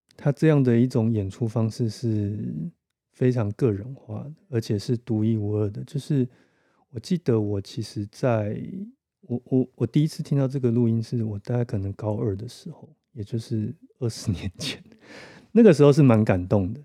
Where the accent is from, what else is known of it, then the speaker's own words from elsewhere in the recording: Taiwan; 我们台湾人